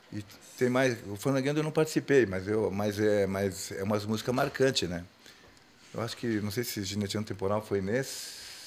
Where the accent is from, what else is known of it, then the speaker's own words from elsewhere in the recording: Gaúcho, Rio Grande do Sul, Brazil; eu sou gaúcho.